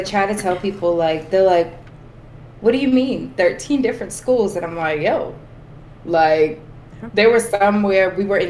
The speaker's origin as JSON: {"language": "English", "town": "Boston", "region": "Massachusetts", "country": "United States", "said": "people always ask, like, where are you guys from? And I'm always like, Southie, because that was the majority of time where we spent."}